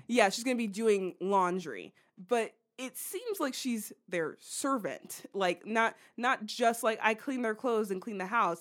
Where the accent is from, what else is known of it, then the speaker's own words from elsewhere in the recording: United States; we're American